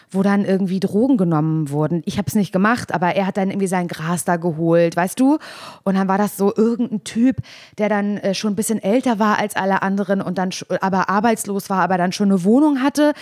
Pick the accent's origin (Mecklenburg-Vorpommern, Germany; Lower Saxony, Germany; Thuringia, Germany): Mecklenburg-Vorpommern, Germany; Parchim; ich aus Parchim, er ist 88 geboren, ich 89. Wir haben beide in der Platte gewohnt